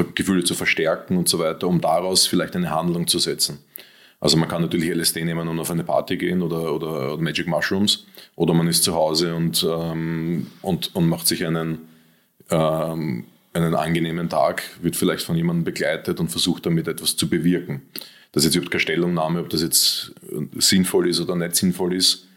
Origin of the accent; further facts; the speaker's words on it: Austria; ich bin Österreicher